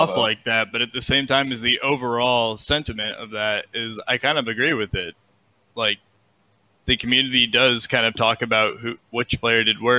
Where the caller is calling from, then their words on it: Fort Myers, Florida, United States; I'm calling from Florida.